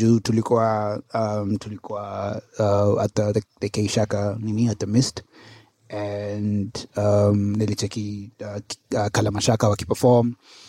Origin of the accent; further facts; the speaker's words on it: Kenya; As a Kenyan artist, if you know, as a Kenyan mainstream artist